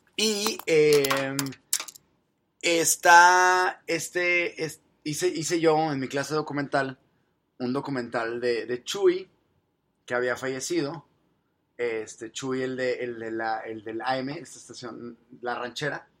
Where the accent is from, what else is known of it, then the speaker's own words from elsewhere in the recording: Mexico; soy mexicano